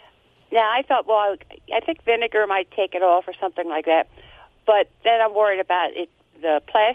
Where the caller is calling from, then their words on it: near Reading, Pennsylvania, United States; I am calling from WEEU land near Reading, Pennsylvania.